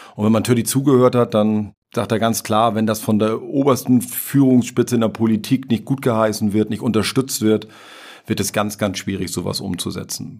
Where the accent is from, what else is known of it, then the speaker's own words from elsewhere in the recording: Germany; in unserem Land